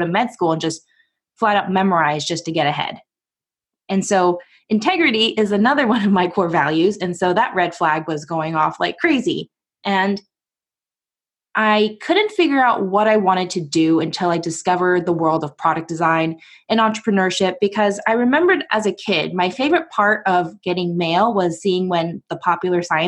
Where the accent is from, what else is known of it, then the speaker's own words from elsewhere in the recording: Portland, United States; I'm from Portland